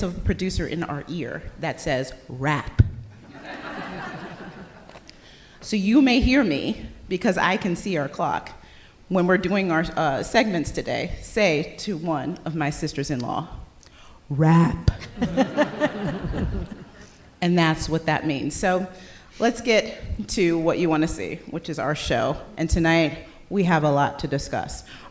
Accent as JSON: {"language": "English", "town": "Detroit", "region": "Michigan", "country": "United States", "also_born_or_lived": "Boston", "moved": "yes", "lives_now": "Washington, D.C., United States", "said": "I am from Detroit"}